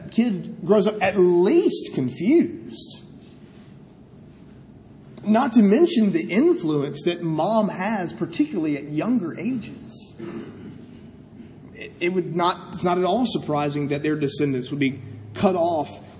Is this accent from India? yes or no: no; United States; I'm an American.